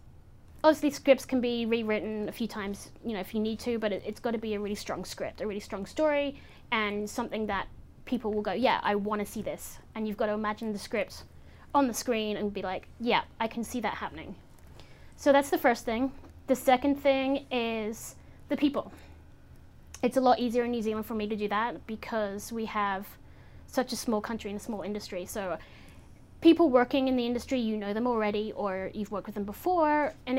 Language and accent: English; England, United Kingdom; my mother, I grew up in England. My mother still lives there, so I go to London